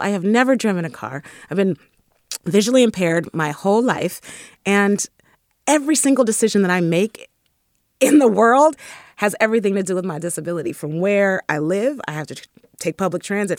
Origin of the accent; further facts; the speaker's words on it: San Francisco, California, United States; I was raised in the Fillmore. And definitely a deep child of the Bay Area